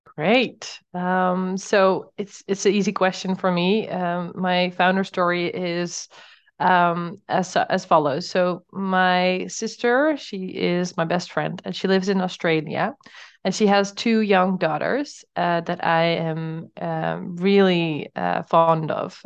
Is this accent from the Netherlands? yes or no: yes; Netherlands; moved away as an adult; now in Portugal; I'm from the Netherlands